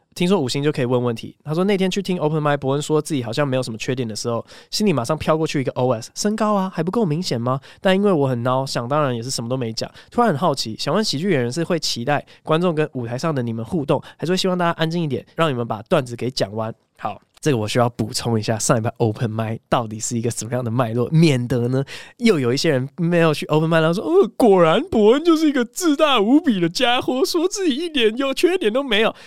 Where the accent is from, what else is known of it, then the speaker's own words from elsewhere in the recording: Taiwan; also born or lived in United States; 我是台湾人，我根本不，不是美国人